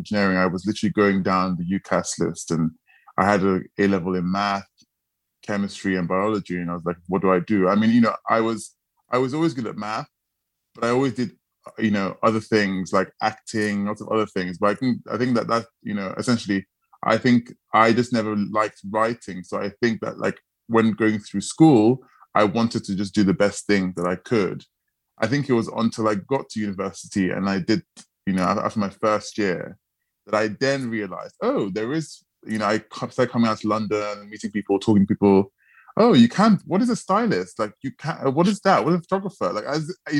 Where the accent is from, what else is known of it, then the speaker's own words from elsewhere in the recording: Nigeria; moved away; also born or lived in Sheffield; growing up in Nigeria